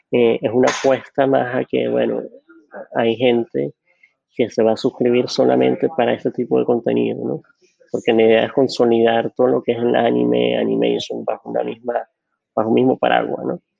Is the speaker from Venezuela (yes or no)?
yes; Venezuela; accent: super Venezuelan; now in New York, United States; Soy, venezolano, venezolano.